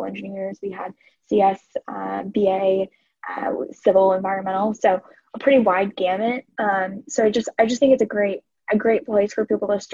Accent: Denver, Colorado, United States; I'm from Denver

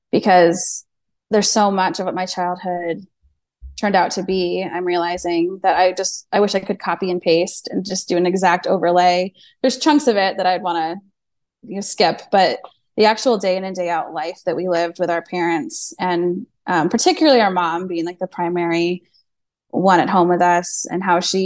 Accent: Washington, District of Columbia, United States; now in Florida, United States; We're living in Florida, but we both lived in different places growing up. He's from Oklahoma. I'm from Washington, D.C.

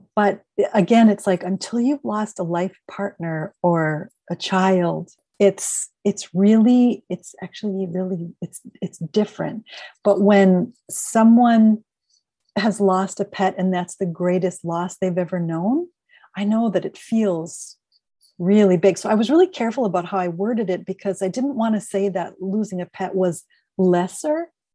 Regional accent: Minneapolis, Minnesota, United States; moved away as an adult; also born or lived in Northern California / Eugene, Oregon; now in Portland, United States; I'm originally from Minneapolis

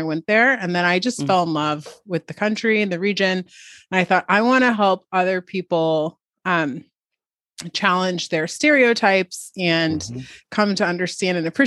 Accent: Newport News, Virginia, United States; moved away as an adult; also born or lived in New Jersey / China / Boston / Seattle; now in Washington, D.C., United States; I'm originally from there for the most part, like from elementary school through high school, I was there.

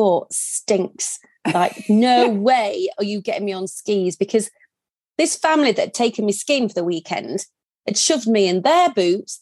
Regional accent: Yorkshire and the Humber, United Kingdom; accent: Yorkshire; moved away as an adult; also born or lived in Germany; now in French Alps, France; as you can tell from the accent, from Yorkshire.

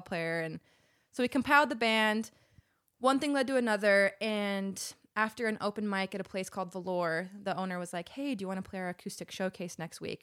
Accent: Salt Lake City, Utah, United States; moved away as an adult; now in Los Angeles, United States; I'm from Salt Lake City. Jackson and I both moved to L A about six years ago

